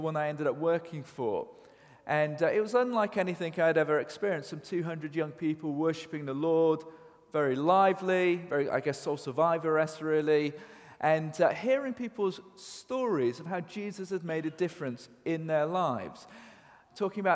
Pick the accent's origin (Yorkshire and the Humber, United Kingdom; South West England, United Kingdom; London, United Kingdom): South West England, United Kingdom; Cheltenham; Grew up on a council estate in Cheltenham